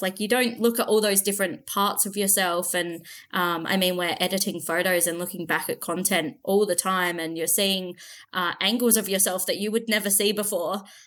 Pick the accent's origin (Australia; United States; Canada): Australia; Central Australia; always been from Australia. I'm from Central Australia